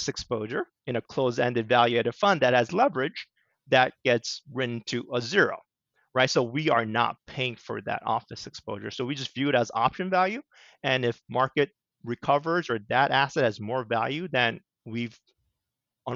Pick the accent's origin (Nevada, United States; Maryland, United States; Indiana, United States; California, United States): California, United States; Southern; moved away as an adult; also born or lived in Washington, D.C. / New York City; now in Connecticut, United States; I grew up in Southern California.